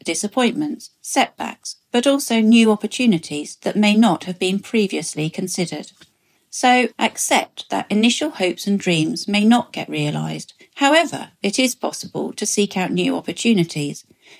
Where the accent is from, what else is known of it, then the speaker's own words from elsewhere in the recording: Ascot, South East England, United Kingdom; I'm 54 years old and I'm from Ascot, England.